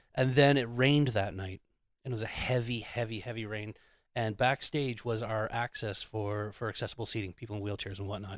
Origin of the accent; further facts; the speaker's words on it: Ottawa, Ontario, Canada; also born or lived in Lincoln, United Kingdom / Anglesey, Wales; I grew up in Ottawa